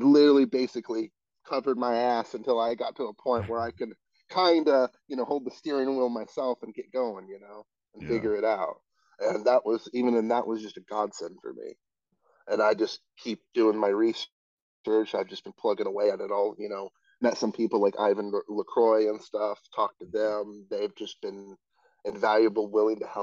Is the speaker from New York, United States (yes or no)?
no; Colorado, United States; moved away as an adult; I just moved here. I'm from Colorado